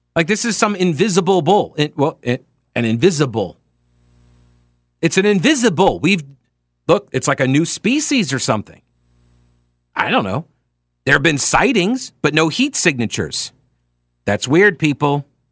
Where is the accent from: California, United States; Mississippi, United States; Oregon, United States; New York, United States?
New York, United States; Long Island; now in Charlotte, United States; I grew up on Long Island